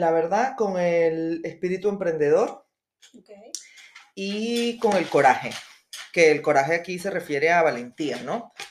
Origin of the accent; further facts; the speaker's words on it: Venezuela; moved away; also born or lived in Spain / Colombia; eh, soy de Venezuela, este, vivo, bueno, emigré hace ya el año